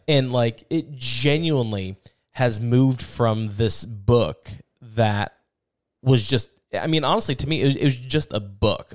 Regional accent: United States; as an American

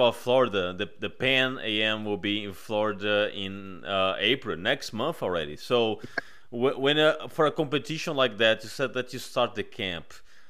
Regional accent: Fortaleza, Ceará, Brazil; English is a second language; now in Texas, United States; I'm from Fortaleza.

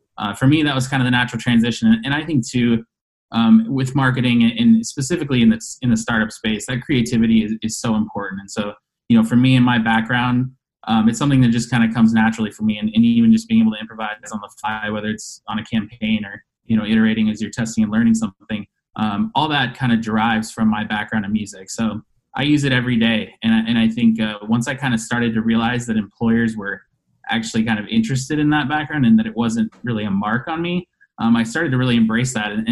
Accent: Denver, Colorado, United States; moved away as an adult; now in Chicago, United States; I'm originally born and raised in Denver, Colorado, moved here to Chicago about 12 years ago

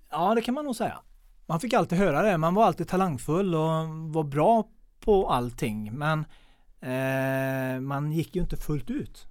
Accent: Mellerud, Västra Götaland, Sweden; Jag är uppväxt i Mellerud

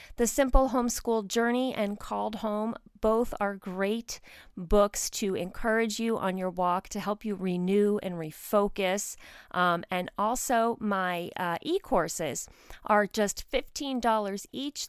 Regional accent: outside of New York City, United States; moved away as an adult; I grew up outside of New York City

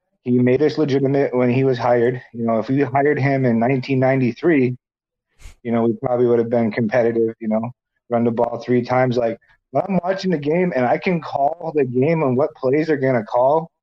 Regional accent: Bismarck, North Dakota, United States; In North Dakota, we don't have a professional football team

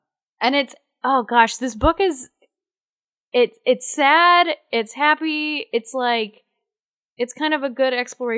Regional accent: Texas, United States; we're Texans.

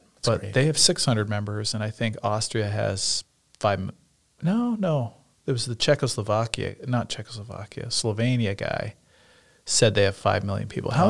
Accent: Nebraska, United States; So I'm from Nebraska.

